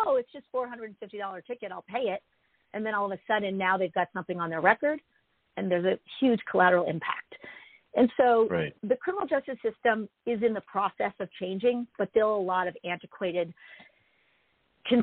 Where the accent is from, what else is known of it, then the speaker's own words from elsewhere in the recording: Los Angeles, California, United States; I grew up in Pacific Palisades